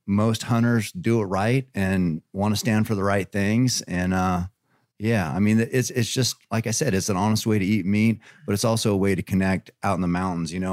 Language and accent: English; Eugene, Oregon, United States; I'm from Oregon